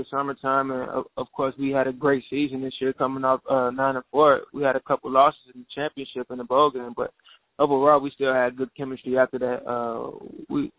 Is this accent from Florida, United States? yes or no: no; Chicago, Illinois, United States; moved away as an adult; also born or lived in Dodge City, Kansas / Minnesota; I'm from the south side of Chicago.